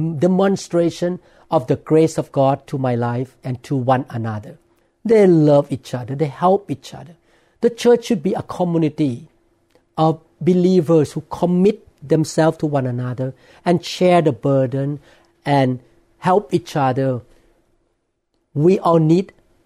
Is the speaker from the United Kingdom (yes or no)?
no; Thailand; English is a second language; now in Seattle, United States; I grew up in Thailand